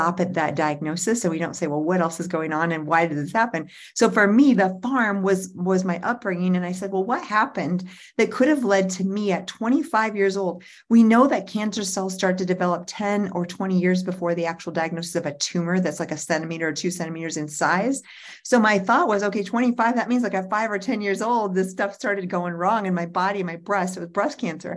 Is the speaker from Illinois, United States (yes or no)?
yes; Central Illinois, United States; now in Colorado, United States; where I grew up in Central Illinois